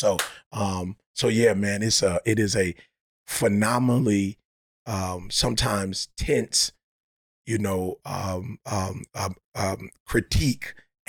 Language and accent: English; Detroit, Michigan, United States; Because I grew up in Detroit and I was a Piston fan